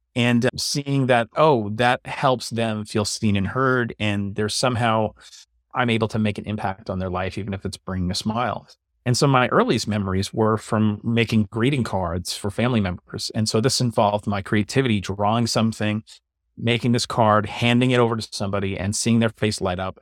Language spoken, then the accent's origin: English; New York City, New York, United States; moved away as an adult; also born or lived in Long Island; now in New Jersey, United States; I grew up in New York and Staten Island, and I've pretty much stayed around this area. I was on Staten Island for most of my life